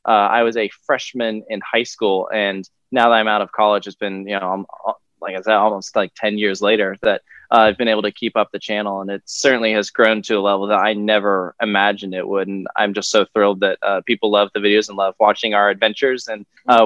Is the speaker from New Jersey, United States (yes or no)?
no; Richmond, Virginia, United States; I'm from the Richmond, Virginia area. I grew up going to King's Dominion and Busch Gardens, Williamsburg.